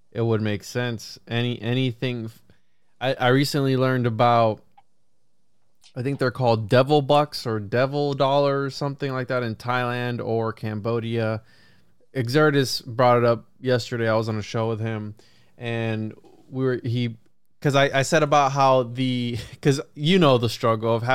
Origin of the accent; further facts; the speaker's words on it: Puerto Rico; now in Florida, United States; because I'm from Puerto Rico, so the Bermuda Triangle also. Plus, I'm in Florida